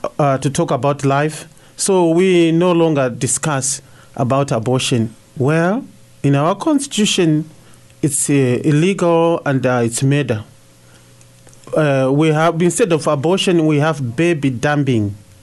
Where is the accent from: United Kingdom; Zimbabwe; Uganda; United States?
Zimbabwe; I'm from Zimbabwe.